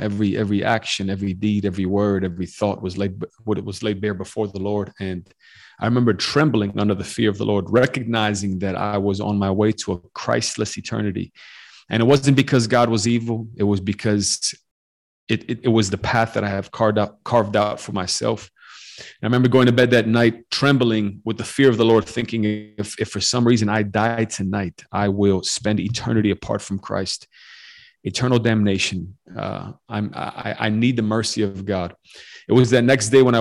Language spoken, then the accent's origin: English; Chicago, Illinois, United States; also born or lived in Western Romania; I grew up in the U.S., grew up in Chicago